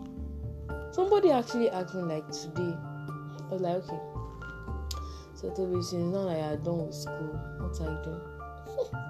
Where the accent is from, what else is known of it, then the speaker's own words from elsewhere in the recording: Oyo, Nigeria; I'm from Oyo State